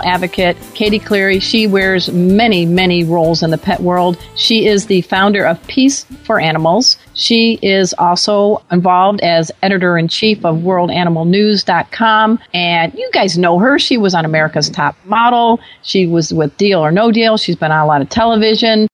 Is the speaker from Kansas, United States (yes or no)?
no; Chicago, Illinois, United States; We're both from the Chicago area